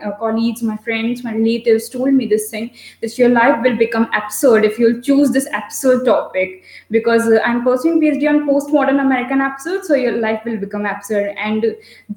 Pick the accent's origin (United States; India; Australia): India; North India; I'm from North India